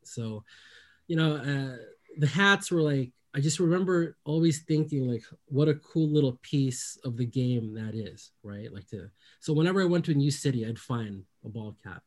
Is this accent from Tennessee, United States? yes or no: no; Bay Area, California, United States; I grew up in the Bay Area